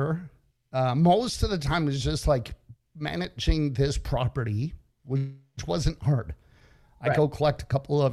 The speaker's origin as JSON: {"language": "English", "town": "Toronto", "region": "Ontario", "country": "Canada", "tie": "born or raised there", "also_born_or_lived": "Dominican Republic / Florida", "moved": "yes", "said": "I was born and raised in Toronto, Canada."}